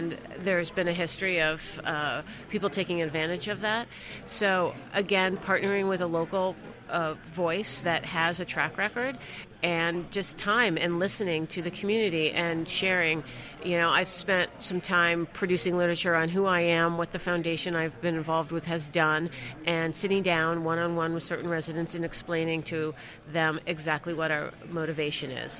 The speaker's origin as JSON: {"language": "English", "town": "Boston", "region": "Massachusetts", "country": "United States", "said": "I'm from Boston"}